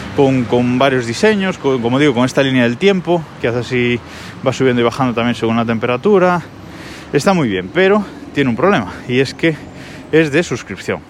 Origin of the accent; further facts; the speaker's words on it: Galicia, Spain; soy gallego y vivo en Galicia